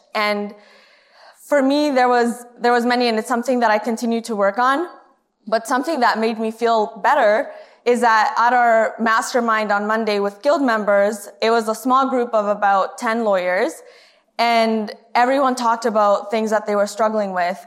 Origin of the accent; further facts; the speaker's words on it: Canada; moved away as an adult; also born or lived in Honduras; now in United States; I moved to Canada when I was in grade four